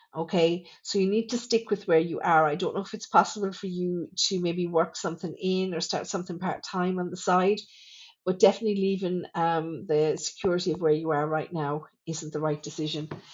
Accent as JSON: {"language": "English", "town": "Thurles", "region": "Munster", "country": "Ireland", "tie": "born or raised there", "said": "my hometown here in Thurles"}